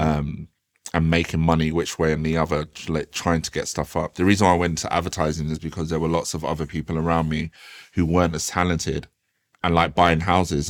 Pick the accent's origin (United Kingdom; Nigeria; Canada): United Kingdom; Croydon, London; also born or lived in Thornton Heath / Norbury / South Norwood; when I was growing up in Croydon, like it was absolutely wild, wild west.